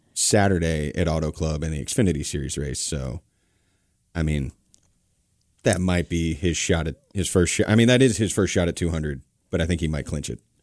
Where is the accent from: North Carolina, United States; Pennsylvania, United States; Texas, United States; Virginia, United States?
North Carolina, United States; I grew up here in North Carolina